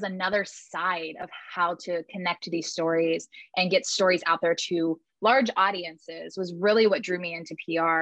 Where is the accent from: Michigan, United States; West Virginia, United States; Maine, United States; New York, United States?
West Virginia, United States; where I grew up in West Virginia